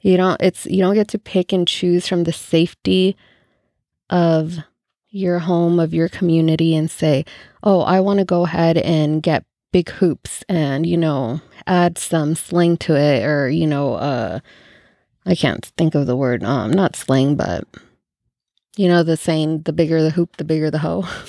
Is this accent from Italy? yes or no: no; El Salvador; now in United States; El Salvador